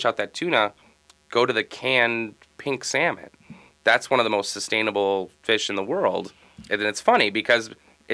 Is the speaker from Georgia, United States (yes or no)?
no; Minnesota, United States; I'm from Minnesota, born and raised here